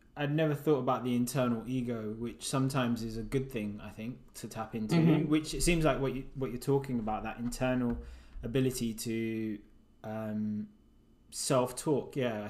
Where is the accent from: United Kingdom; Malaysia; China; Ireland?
United Kingdom; also born or lived in Uganda; I was like, wow, I was born there, but I'm from Britain.